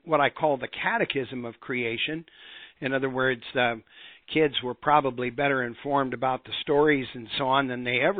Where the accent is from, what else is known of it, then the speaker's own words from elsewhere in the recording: Montana, United States; I grew up in Montana, and that's a rock hound's paradise.